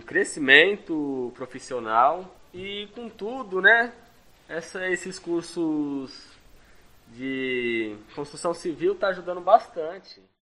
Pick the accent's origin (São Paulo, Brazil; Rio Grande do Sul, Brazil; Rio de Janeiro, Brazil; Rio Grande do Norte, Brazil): São Paulo, Brazil; Santo André; tenho 20 anos de idade, sou aqui de Santo André